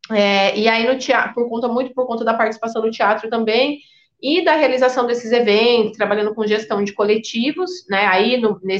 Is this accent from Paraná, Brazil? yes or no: yes; Paraná, Brazil; now in Campinas, Brazil; eu atualmente moro na cidade de Campinas, estado de São Paulo, vim do Paraná, então minha formação vem lá do Paraná